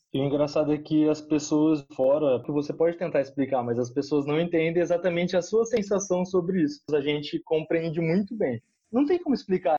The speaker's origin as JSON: {"language": "Portuguese", "town": "Paulínia", "region": "São Paulo", "country": "Brazil", "said": "meus tios têm clínica na minha cidade, como eu já queria ficar na área de saúde, eles já me chamaram para gerenciar a clínica para eles. E aí eu trabalhei três anos e meio com eles na clínica em Paulínia mesmo"}